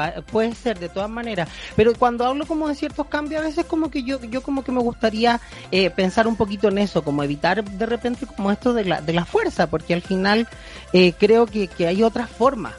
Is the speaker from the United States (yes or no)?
no; Chile